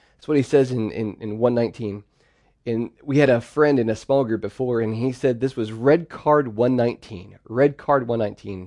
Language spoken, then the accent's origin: English; Pennsylvania, United States; I'm the oldest of four, and we grew up in Pennsylvania, and we lived on a farm.